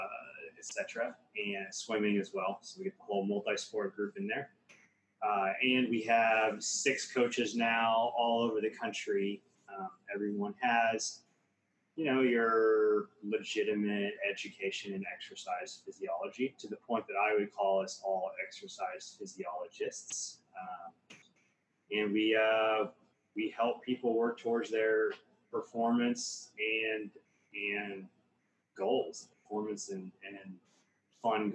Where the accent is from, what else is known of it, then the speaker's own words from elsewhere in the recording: Topeka, Kansas, United States; I grew up in Topeka, Kansas